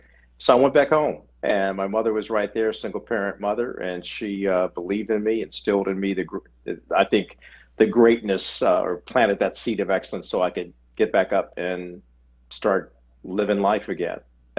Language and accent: English; Hagerstown, Maryland, United States; moved away as an adult; also born or lived in Washington, D.C. / Tulsa, Oklahoma / Atlanta, Georgia / Birmingham, Alabama; I'm from Washington, D.C., the nation's capital. Yeah, yeah. And I grew up in Hagerstown, Maryland, and also grew up in Southeast Washington. Finished high school back in my hometown of Hagerstown